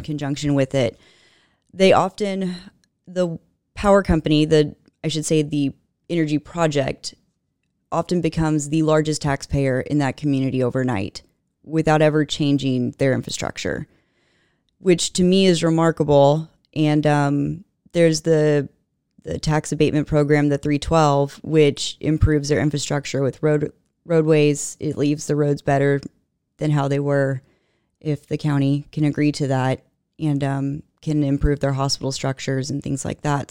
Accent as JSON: {"language": "English", "town": "Katy", "region": "Texas", "country": "United States", "tie": "born or raised there", "said": "I grew up in Katy proper"}